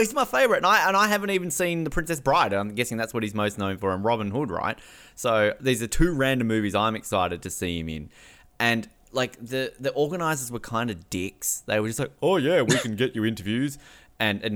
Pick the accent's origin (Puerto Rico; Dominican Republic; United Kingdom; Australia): Australia